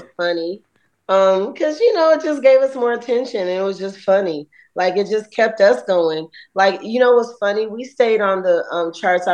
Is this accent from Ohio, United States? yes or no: no; East Point, Georgia, United States; also born or lived in College Park, Georgia; growing up in Jelly Beans and when I used to live in the hood in East Point, College Park